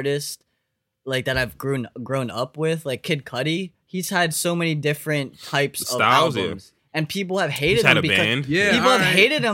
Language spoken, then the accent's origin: English; Lancaster, United States; I grew up there, but I'm not from Lancaster